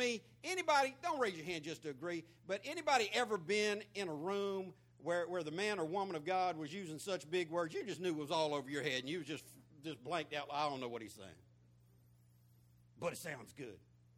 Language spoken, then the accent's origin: English; Florida, United States; Sweating me about my accent. And when I told him Florida, he said, no, you can't be from Florida.